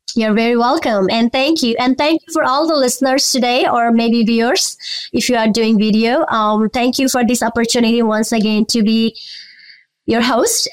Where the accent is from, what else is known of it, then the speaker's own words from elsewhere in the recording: Nepal; moved away; I'm from Nepal as well